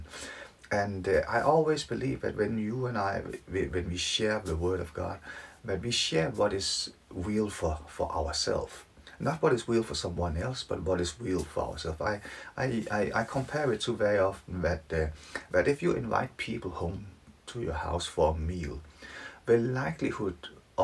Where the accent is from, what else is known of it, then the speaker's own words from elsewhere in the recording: Denmark; now in Leeds, United Kingdom; I'm from Denmark, living in Leeds